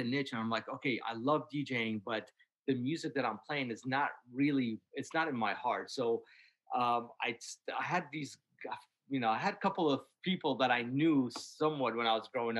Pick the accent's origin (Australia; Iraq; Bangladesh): Iraq; now in Washington, D.C., United States; I was born in Iraq, and you know, our music